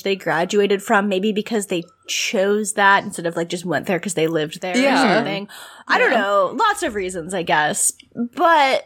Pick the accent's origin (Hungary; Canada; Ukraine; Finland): Canada; as a Canadian